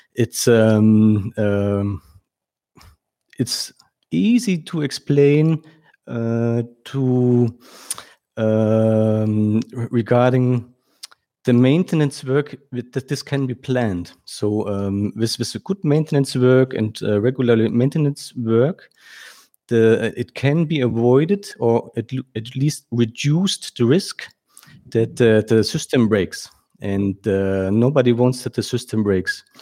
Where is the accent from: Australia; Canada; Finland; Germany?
Germany; I was born in Germany and, uh, uh, now I live in, uh, uh, close to Frankfurt